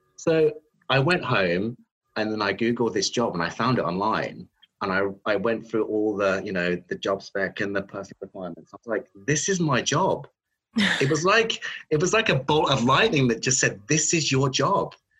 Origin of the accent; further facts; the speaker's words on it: Redditch, West Midlands, United Kingdom; I grew up in the Midlands um, in a new town called Redditch